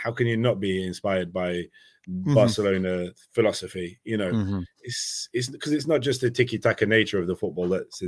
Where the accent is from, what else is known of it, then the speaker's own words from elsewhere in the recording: England, United Kingdom; as an English mm-hmm. person